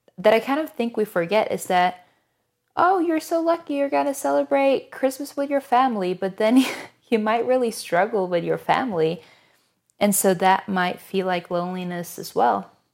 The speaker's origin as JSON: {"language": "English", "country": "Norway", "moved": "as an adult", "lives_now": "United States", "said": "I'm originally from Norway, but I've lived in the U S for, goodness, almost five years at this point."}